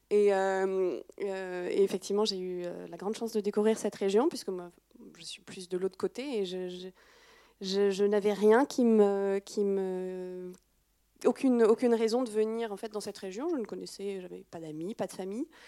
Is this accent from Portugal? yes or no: no; France; Alors, en tant que Française, peut-être, il hein, faut voir après à l'étranger.